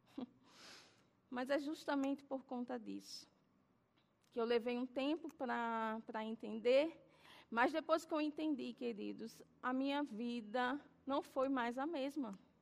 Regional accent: Alagoas, Brazil; eu sou nordestina, nascida em Alagoas

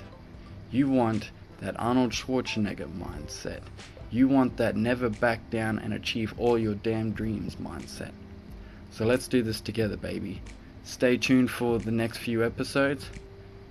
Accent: Cairns, Queensland, Australia; I'm from Cairns in Australia

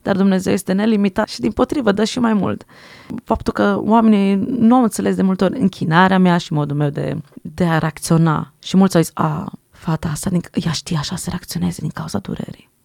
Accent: Switzerland; first language French; Romanian is a second language; Prima limbă ce am învățat a fost franceză, după aia am învățat românește, că am crescut în Elveția

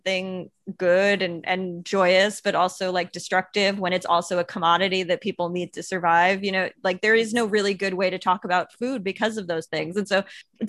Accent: Long Island, New York, United States; I'm from Long Island

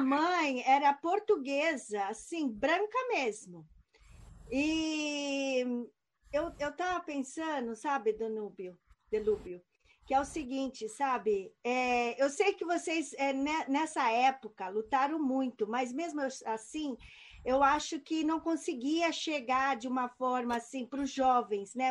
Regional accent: Brazil; moved away as an adult; also born or lived in United States; os brasileiros, como eu, que saíram fugidos do Brasil

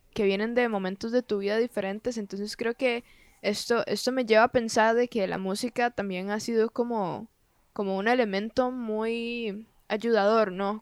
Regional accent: Costa Rica; soy de Costa Rica

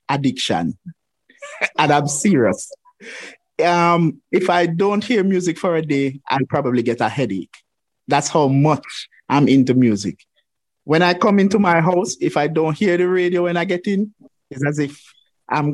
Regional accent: Savanna-la-Mar, Westmoreland, Jamaica; I was born in the Savannah Lamar Hospital down there in Westmoreland

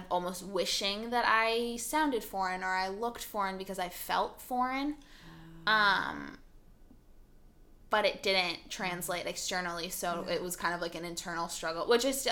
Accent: California, United States; English is a second language; I grew up very Californian

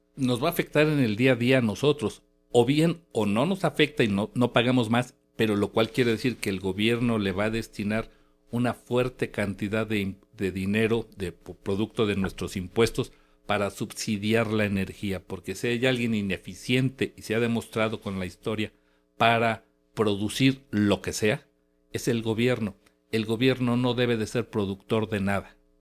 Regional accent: Mexico; los mexicanos

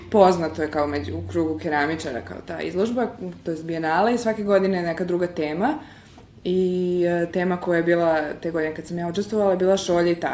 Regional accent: Serbia; iz, iz Srbije smo prošli samo ja i moj profesor Velimir Ukićević.

